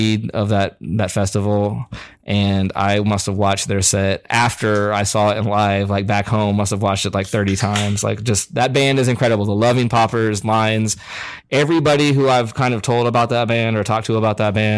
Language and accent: English; Topeka, Kansas, United States; born or raised there